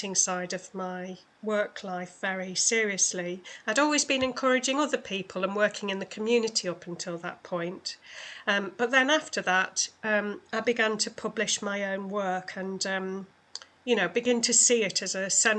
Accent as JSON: {"language": "English", "area": "just below Manchester", "region": "North West England", "country": "United Kingdom", "tie": "born or raised there", "also_born_or_lived": "London", "moved": "as an adult", "lives_now": "West Yorkshire, United Kingdom", "said": "I moved up to just below Manchester when I was 2.5"}